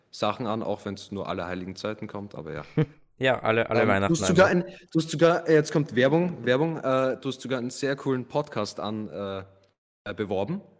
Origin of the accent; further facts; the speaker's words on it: Graz, Styria, Austria; Als echter Grazer hat man halt diese, diese Verlangen